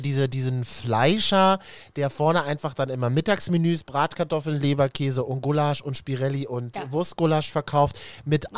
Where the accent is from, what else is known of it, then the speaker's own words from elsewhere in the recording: Berlin, Germany; als Berliner